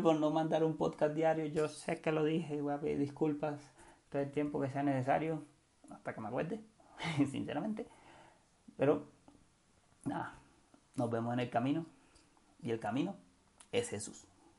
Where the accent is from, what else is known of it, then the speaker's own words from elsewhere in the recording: Cartagena, Bolívar, Colombia; yo soy de Cartagena